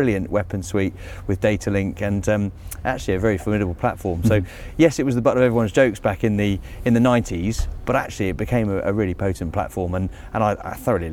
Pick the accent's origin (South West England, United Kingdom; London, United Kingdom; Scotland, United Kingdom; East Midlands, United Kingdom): London, United Kingdom; Biggin Hill; I grew up in Biggin Hill, so I have been exposed to aviation since a very early age